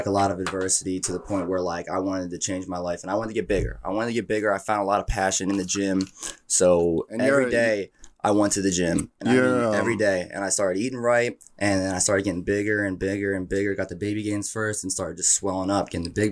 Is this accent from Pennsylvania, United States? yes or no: yes; Media, Pennsylvania, United States; also born or lived in Philadelphia, Pennsylvania; I'm from Philadelphia, Pennsylvania, born and raised in Media, Pennsylvania.